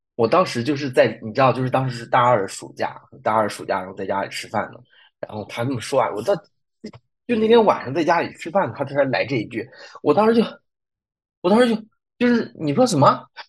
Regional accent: China; moved away as an adult; also born or lived in Freiburg, Germany; 我们就是中国人

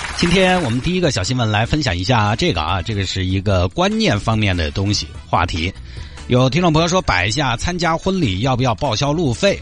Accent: Sichuan, China; 我们老家那些基本上就在四川境内

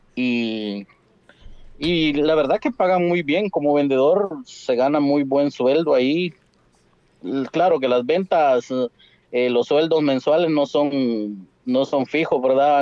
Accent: Asunción Mita, Jutiapa, Guatemala; yo soy nacido en Asunción Mita, tengo familia en Asunción Mita por parte de mi papá

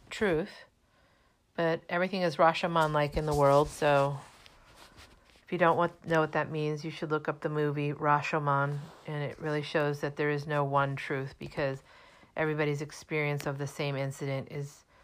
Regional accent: Germany; also born or lived in Minnesota / New Jersey / Massachusetts; now in United States; I was born in 1963, so that makes me 57, and I grew up in Germany, Minnesota, and New Jersey, but I've spent most of my adult life in Massachusetts.

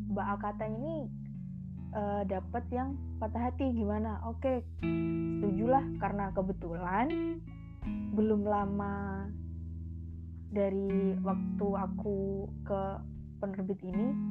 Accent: Magelang, Central Java, Indonesia; Asli Magelang

